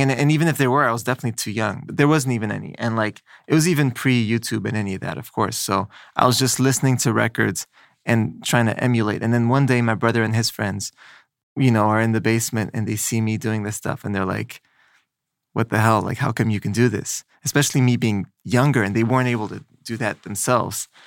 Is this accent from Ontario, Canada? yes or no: no; Montreal, Quebec, Canada; moved away as an adult; also born or lived in Los Angeles; now in New York, United States; I grew up in Montreal